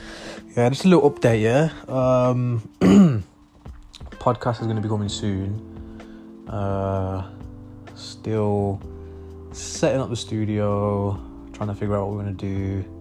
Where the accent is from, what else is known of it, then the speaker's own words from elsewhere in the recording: Birmingham, West Midlands, United Kingdom; accent: Brum; Hopefully you like my Brom accent.